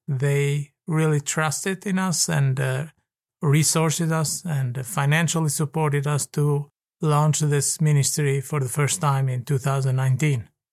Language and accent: English; Tirana, Tirana County, Albania; I am from Tirana, Albania